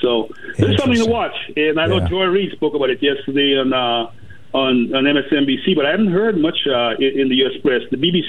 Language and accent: English; Guyana; moved away; I'm from Guyana, and I grew up there